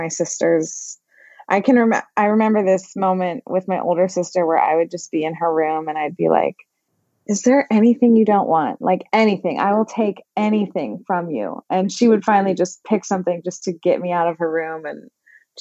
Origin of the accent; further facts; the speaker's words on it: Overland Park, Kansas, United States; I grew up in Overland Park, which is like a suburb of Kansas City